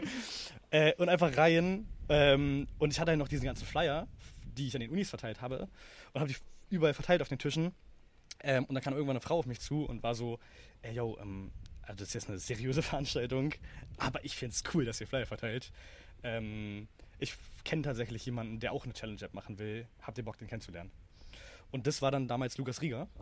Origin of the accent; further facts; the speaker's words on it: Berlin, Germany; ich bin halt in Berlin aufgewachsen